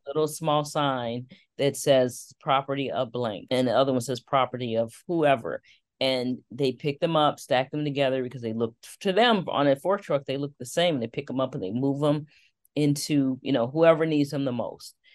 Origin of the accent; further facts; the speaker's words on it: Detroit, Michigan, United States; growing up in Detroit, one of the things my father used to do was take us on Saturday mornings to tour our automotive plants